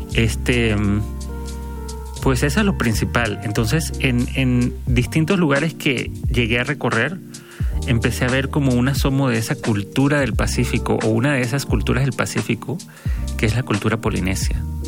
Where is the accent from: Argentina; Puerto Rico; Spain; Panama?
Panama; now in Mexico; de donde yo soy de Panamá